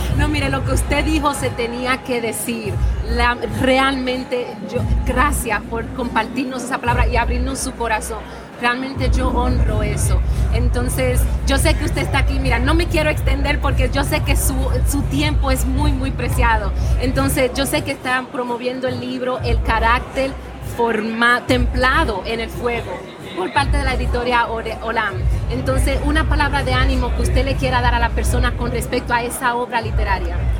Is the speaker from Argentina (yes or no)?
no; Dominican Republic; el talento que está saliendo de mi tierra